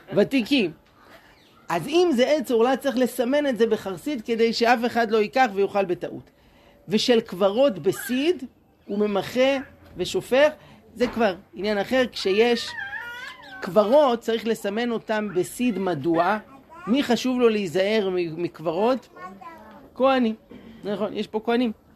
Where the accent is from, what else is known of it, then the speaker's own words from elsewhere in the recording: Jerusalem, Jerusalem District, Israel; moved away as an adult; now in Shoham, Israel; אני גדלתי בירושלים בשכונת הר נוף